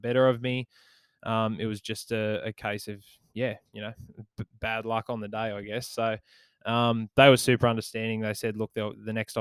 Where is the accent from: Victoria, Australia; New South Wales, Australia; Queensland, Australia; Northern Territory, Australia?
New South Wales, Australia; Maitland; my hometown club, the Maitland Mustangs